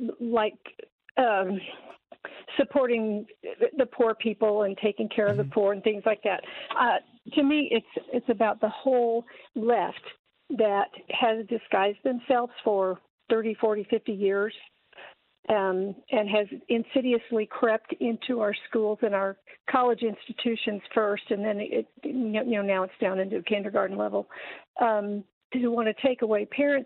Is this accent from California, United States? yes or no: no; Memphis, Tennessee, United States; now in Springfield, Missouri, United States; I am in Springfield, Missouri, but I am a transplanted Memphian. Been here a while.